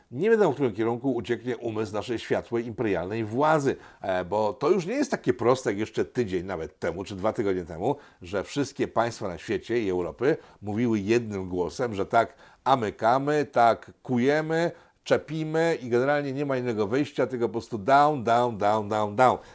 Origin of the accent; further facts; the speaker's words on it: Łódź, Łódź Voivodeship, Poland; Jestem chłopakiem z Łodzi, przysięgam.